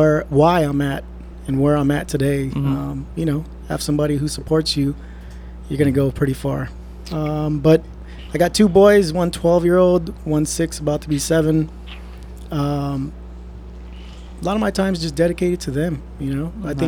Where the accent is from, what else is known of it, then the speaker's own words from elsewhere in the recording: Ontario, Canada; I grew up in Ontario.